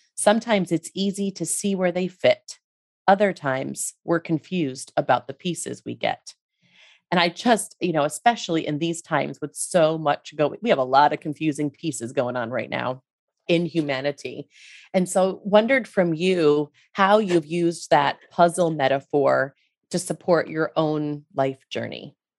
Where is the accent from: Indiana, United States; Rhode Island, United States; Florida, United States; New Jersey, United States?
Rhode Island, United States; I'm from Rhode Island myself